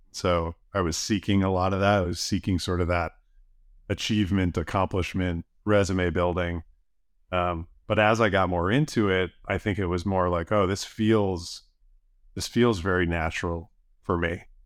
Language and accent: English; outside of Buffalo, New York, United States; moved away; I grew up outside of Buffalo. Um, small farming community